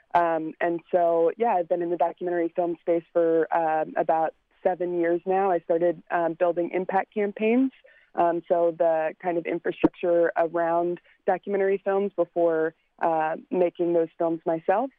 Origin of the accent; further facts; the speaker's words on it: Glen Burnie, Maryland, United States; now in California, United States; I uh, grew up in Glen Burnie, Maryland, so just outside the city line.